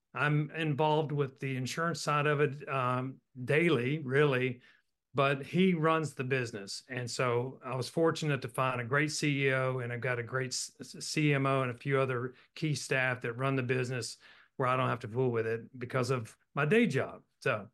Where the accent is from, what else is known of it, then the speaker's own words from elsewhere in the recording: Roanoke, Virginia, United States; But I was born and raised in Roanoke, Virginia, went to Virginia Tech.